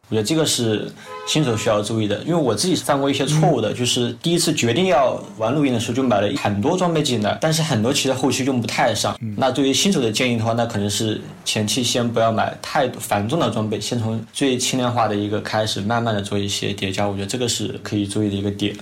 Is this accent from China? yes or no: yes; Guangxi, China; 我是从广西过来的